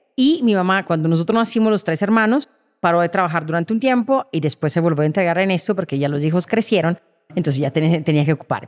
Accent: Milan, Lombardy, Italy; Spanish is a second language; moved away as an adult; now in Colombia; Nací en Milán

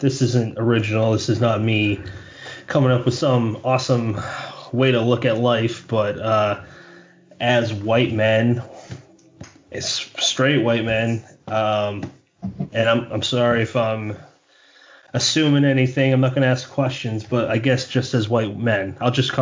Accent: Massachusetts, United States; I come from Massachusetts.

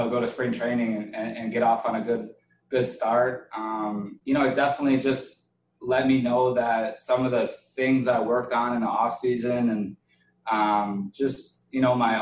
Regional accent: Wisconsin, United States; I used to love going to Miller Park. I grew up maybe 30 minutes from there

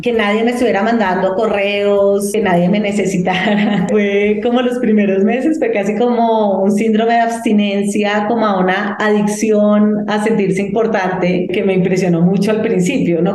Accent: Colombia; also born or lived in Boston / New York; soy una periodista de Colombia

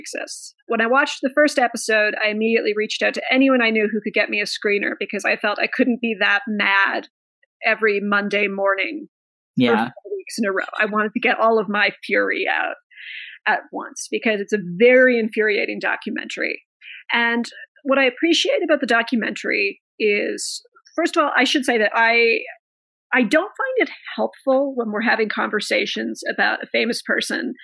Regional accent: Canada; Growing up, my mother always put, we had, you know, stamps with the Queen on them because it's Canada.

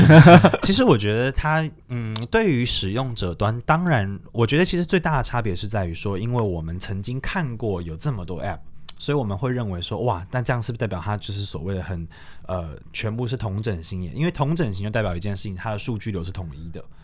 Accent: Taiwan; moved away as an adult; now in Kunming, China; 作为台湾人

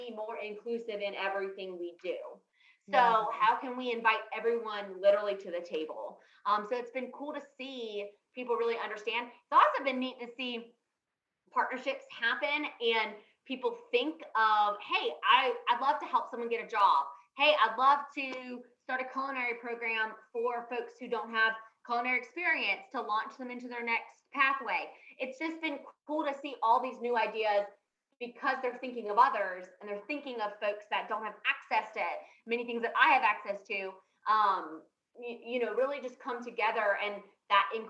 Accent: Raleigh, North Carolina, United States; accent: Southern; also born or lived in Charleston; I grew up in Raleigh

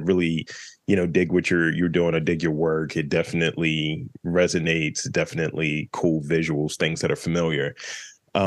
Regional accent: Baltimore, Maryland, United States; that's what we say up here in Baltimore

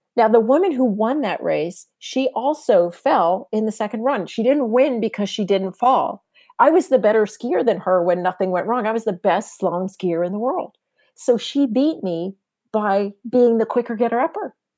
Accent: San Diego, California, United States; moved away; I grew up in San Diego

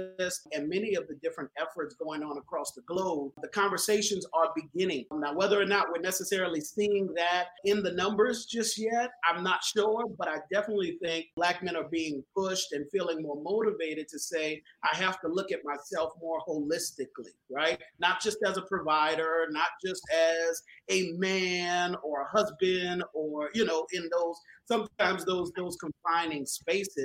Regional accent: New Orleans, Louisiana, United States; I was born and raised in New Orleans

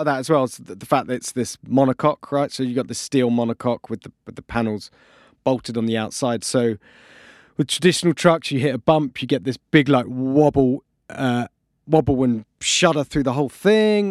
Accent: United Kingdom; we are British

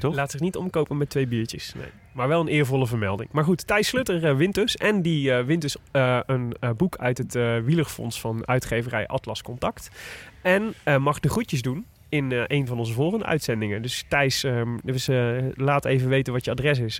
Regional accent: Breda, North Brabant, Netherlands; ik kom uit Breda

